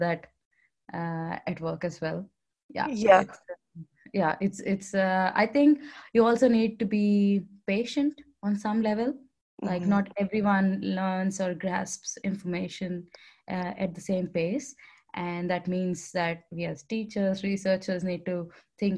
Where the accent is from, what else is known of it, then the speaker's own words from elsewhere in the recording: India; accent: Indian; now in Netherlands; with my Indian accent, you can figure out that I'm from India